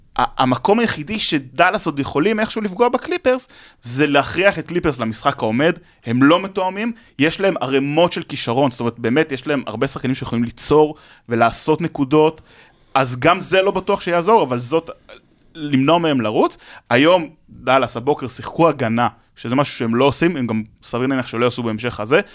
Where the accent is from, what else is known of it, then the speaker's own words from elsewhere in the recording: Jerusalem, Jerusalem District, Israel; אני ירושלמי והייתי, עוד הפועל ירושלים, גדלתי במלחה